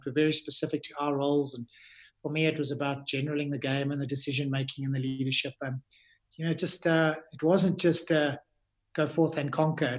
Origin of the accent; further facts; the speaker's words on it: South Africa; as a South African rugby player